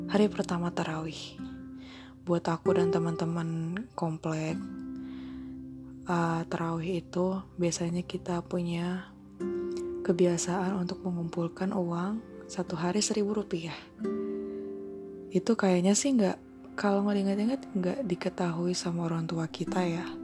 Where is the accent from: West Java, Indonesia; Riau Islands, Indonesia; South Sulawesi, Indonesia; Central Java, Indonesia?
Riau Islands, Indonesia; Batam; Kalau diingat-ingat ke masa kecil, dulu aku Ramadan di daerah Batam. Mungkin ada yang belum tahu kalau Batam itu ada di Provinsi Kepulauan Riau. Ya, tetangganya Singapura gitu.